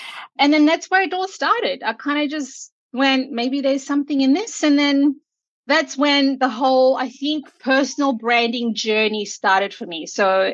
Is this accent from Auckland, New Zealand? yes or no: yes; Auckland, New Zealand; moved away; I grew up in Auckland